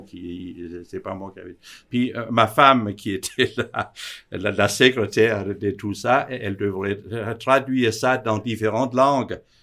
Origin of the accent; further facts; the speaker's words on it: Denmark; moved away as an adult; now in Switzerland; Je suis d'origine du Danemark, où j'ai aussi appris l'horlogerie